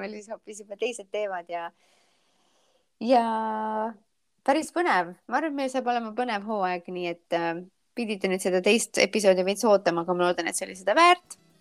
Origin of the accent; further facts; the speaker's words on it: Estonia; moved away as an adult; now in Charleston, United States; ma olen vaata Eestist eemal